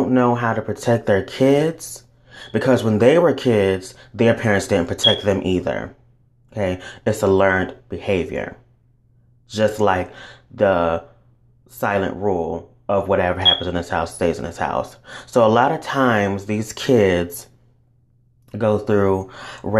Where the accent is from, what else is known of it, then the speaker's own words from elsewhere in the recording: the South, United States; I grew up in the South